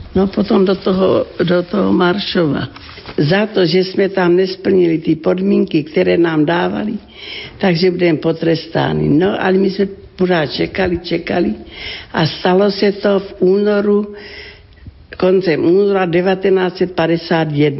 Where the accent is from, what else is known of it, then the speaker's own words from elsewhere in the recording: Ratíškovice, South Moravian Region, Czechia; Pocházím z rodiny křesťanské, velmi živá farnost. To byla obec Ratiškovice na Slovácku, okres Hodonín